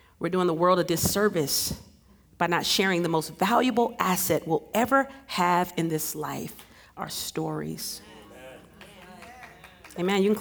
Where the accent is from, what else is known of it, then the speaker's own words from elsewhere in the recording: Cleveland, Ohio, United States; Growing up in Cleveland, Ohio, a predominantly black environment, I didn't experience teasing or bullying because I was black.